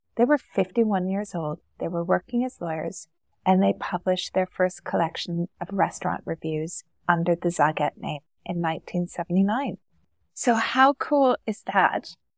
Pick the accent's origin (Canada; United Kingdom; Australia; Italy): Canada; moved away as an adult; now in Dubai, United Arab Emirates; Originally, I'm from Canada